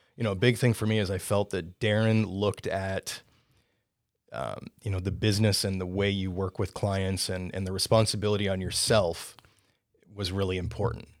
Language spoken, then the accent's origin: English; Canada; moved away as an adult; also born or lived in Caribbean; now in United States; born and raised in Canada